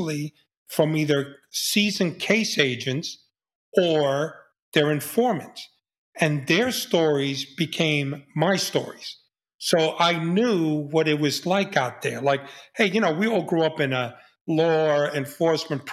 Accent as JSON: {"language": "English", "town": "New York City", "region": "New York", "country": "United States", "said": "I was a kid from the Bronx"}